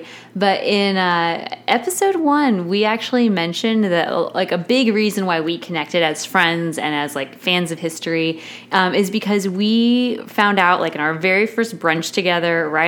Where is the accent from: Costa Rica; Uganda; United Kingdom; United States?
United States; Denver, Colorado; I'm from Denver, Colorado. Like, my family is a mix of Wyoming people and Nebraska people.